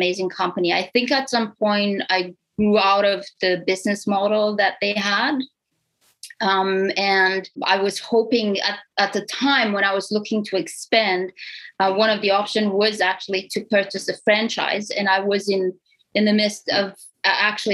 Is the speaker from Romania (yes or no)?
yes; Romania; English is a second language; moved away as an adult; now in Canada; I'm an immigrant to Canada. So I'm from Romania, Europe, East Europe. And I immigrated here in 2007.